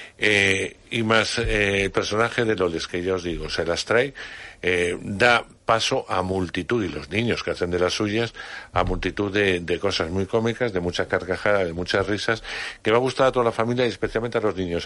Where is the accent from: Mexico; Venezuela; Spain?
Spain; Palencia, Castile and León; moved away; desde mi pueblo en Palencia